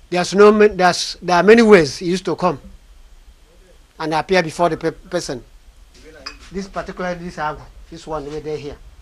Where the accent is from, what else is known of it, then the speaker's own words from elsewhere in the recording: Abia, Nigeria; from Abambato Autonomous Community in Abia State of Nigeria.